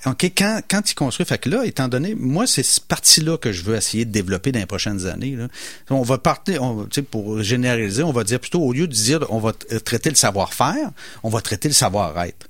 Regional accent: Portneuf region, Quebec, Canada; on vient de la campagne, nous, on vient de la, région de Portneuf

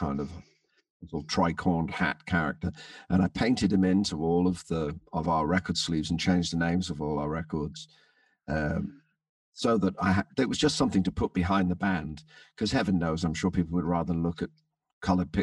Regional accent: London, United Kingdom; also born or lived in Birkenhead / Merseyside; I was christened in Birkenhead, but I was born in London. So I spent all my, most of my school holidays on Merseyside

